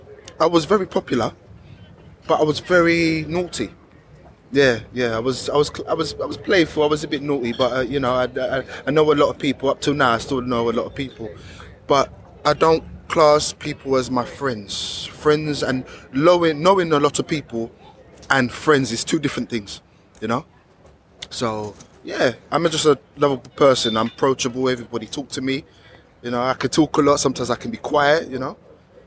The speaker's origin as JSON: {"language": "English", "region": "London", "country": "United Kingdom", "tie": "born or raised there", "also_born_or_lived": "Lewisham", "said": "I was brought up, if you look on the internet, I was brought up in Bellingham. It's a small square town, like a suburb. Very, very multicultural, very diverse, very homely, very peaceful."}